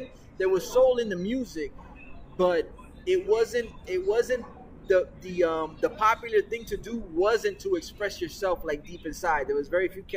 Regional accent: North Miami Beach, Florida, United States; I'm a kid who's growing up in North Miami Beach

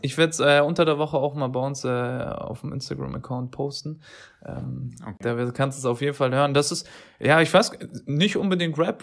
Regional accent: Turkey; als Türke

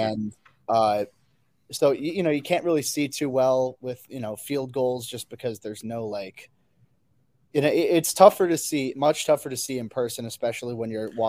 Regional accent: Chicago area, Illinois, United States; So I've been in the Chicago area my whole life. I've grown up within 45 minutes to an hour of Chicago, you know, my entire life.

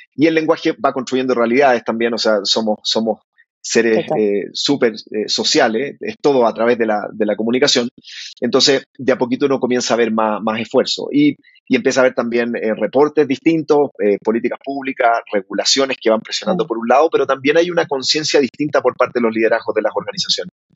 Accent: Calera de Tango, Santiago Metropolitan Region, Chile; moved away as an adult; now in Bogotá, Colombia; nos criamos en Calera de Tango, que queda, queda a las afueras de Santiago de Chile.

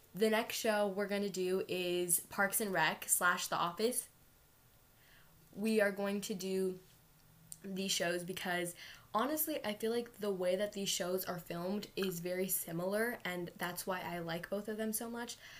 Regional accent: United States; Even though we were born in America, exactly. we identify ourselves as brown, as Indian.

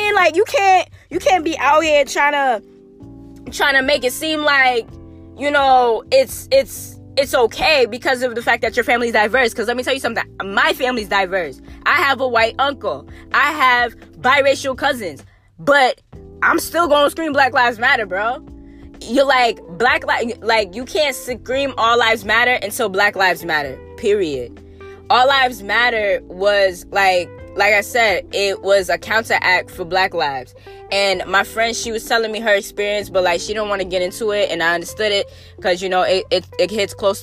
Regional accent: West Palm Beach, Florida, United States; I'm from the South. I was raised in the hood in the South.

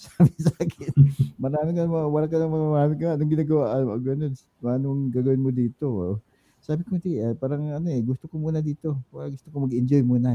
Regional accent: Himamaylan, Western Visayas, Philippines; moved away; also born or lived in Murcia, Negros Occidental / Bacolod; Sa Morsia, Morsia, Bacolod Morsia. Doon ako actually nanggaling. Pero pero sa Himamaylan ako pinanganak

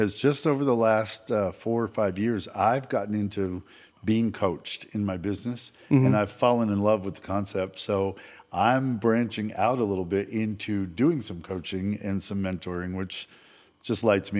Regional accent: Montpelier, Vermont, United States; moved away as an adult; now in Lubbock, United States; I was born and raised in Montpelier, Vermont. So that's the capital city of Vermont. It's a town of 8,000 people.

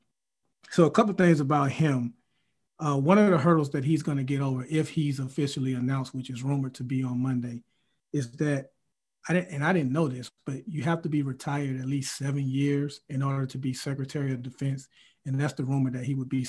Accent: Mobile, Alabama, United States; we're both from Alabama, went to the same high school in Mobile, Alabama

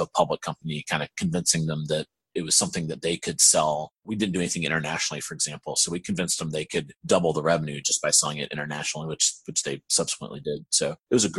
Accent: Aiken, South Carolina, United States; moved away as an adult; now in Raleigh, United States; I'm actually from South Carolina. There's a little town called Aiken.

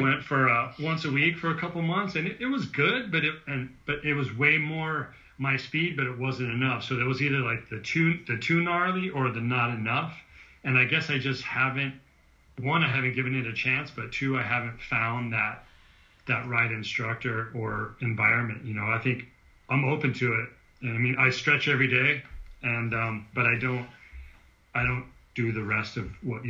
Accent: San Joaquin Valley, California, United States; I grew up in the San Joaquin Valley in California

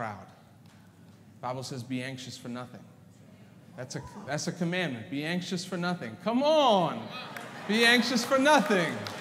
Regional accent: South Africa; moved away; I was born in South Africa

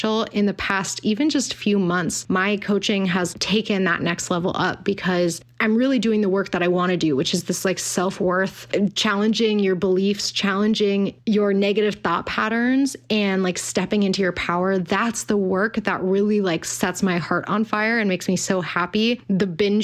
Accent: Pasadena, California, United States; I've been working at a functional medicine office in Pasadena, my hometown

